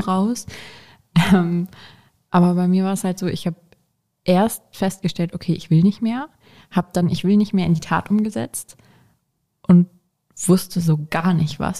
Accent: Hanover, Lower Saxony, Germany; bin 22 Jahre alt und komme aus Hannover

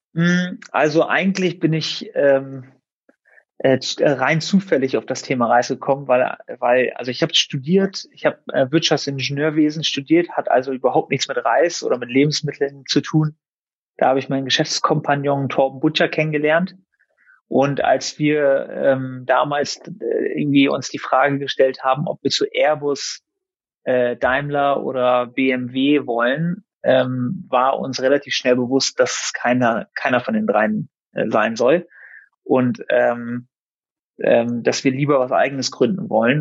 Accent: Germany; meine Eltern sind aus dem Iran. Ich bin zwar hier in Deutschland geboren und aufgewachsen

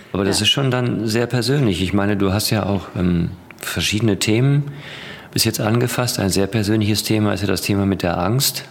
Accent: Ruhr area, North Rhine-Westphalia, Germany; ich komme aus dem Ruhrgebiet

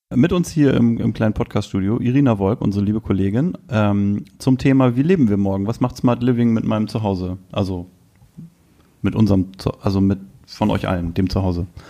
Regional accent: Selsingen, Lower Saxony, Germany; von meinem Heimatort, Grüße nach Selsingen im Landkreis Rotenburg

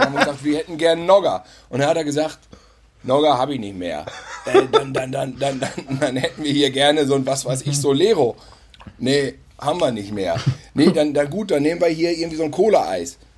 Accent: North Rhine-Westphalia, Germany; bei uns in Ostwestfalen auf dem Lande auf dem Acker

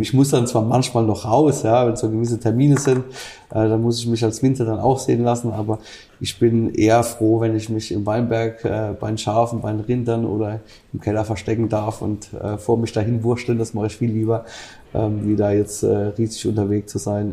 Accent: Rhineland-Palatinate, Germany

